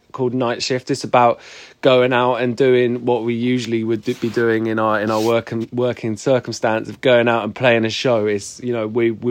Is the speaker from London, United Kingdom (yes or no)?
no; Midsomer Norton, South West England, United Kingdom; moved away as an adult; now in Bristol, United Kingdom; I grew up in Somerset, but I've been a Bristol resident for the last 7 years now